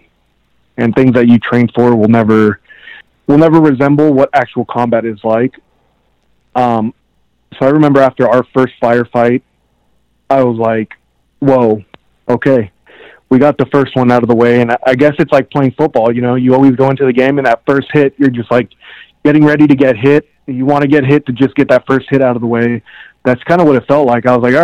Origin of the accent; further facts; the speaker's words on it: Southern California, United States; also born or lived in Colombia; I grew up here in Southern California. I'm a Cali kid